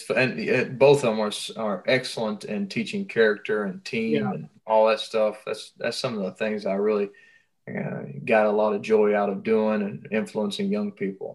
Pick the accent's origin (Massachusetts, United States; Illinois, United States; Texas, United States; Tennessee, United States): Tennessee, United States; Cleveland; now in Flagstaff, United States; I've been living in Flagstaff, Arizona for a few years. I came from Cleveland, Tennessee. I got a wife and four beautiful girls. I pastor a church in Flagstaff.